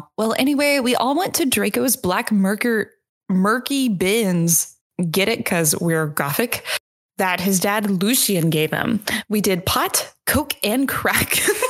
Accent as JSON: {"language": "English", "region": "New Jersey", "country": "United States", "said": "I'm from New Jersey."}